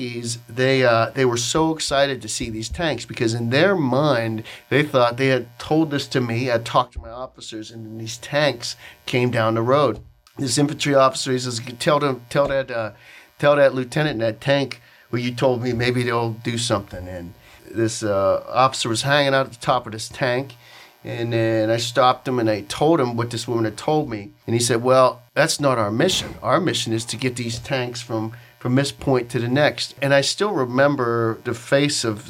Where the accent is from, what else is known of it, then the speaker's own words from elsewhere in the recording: Pittsburgh, Pennsylvania, United States; I'm from Pittsburgh